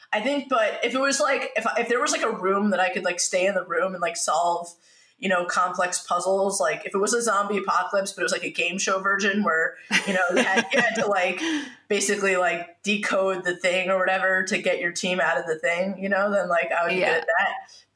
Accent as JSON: {"language": "English", "region": "New York", "country": "United States", "said": "I'm a New Yorker"}